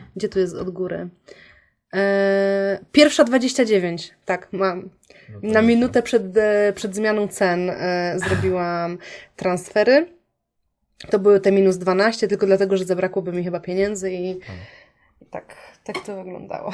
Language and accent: Polish; Poznań, Greater Poland, Poland; moved away; pochodzę z Poznania